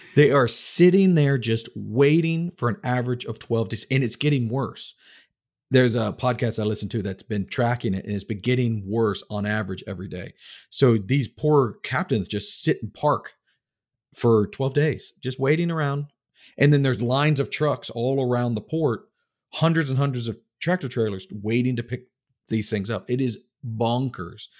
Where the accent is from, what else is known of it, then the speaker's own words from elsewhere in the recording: Texas, United States; also born or lived in Tallahassee, Florida; now in North Carolina, United States; I grew up in Texas